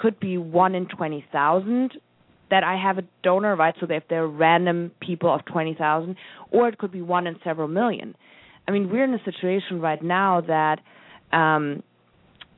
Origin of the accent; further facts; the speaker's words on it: Germany; moved away; I'm from Germany